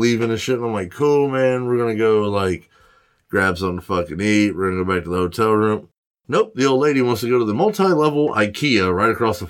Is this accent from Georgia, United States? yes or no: yes; Georgia, United States; we're from Georgia.